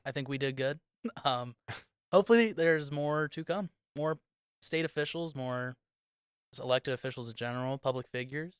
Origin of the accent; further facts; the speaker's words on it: Central Ohio, United States; I'm from Central Ohio